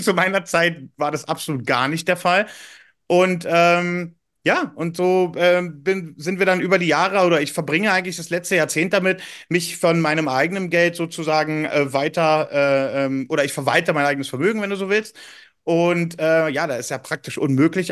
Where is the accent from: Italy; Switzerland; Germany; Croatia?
Germany; Berlin; Ich bin ursprünglich Berliner